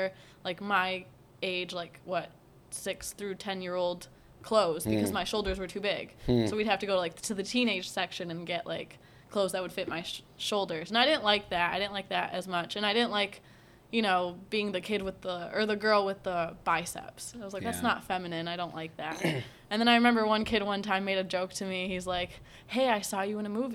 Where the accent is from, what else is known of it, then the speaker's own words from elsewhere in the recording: United States; I'm raised in America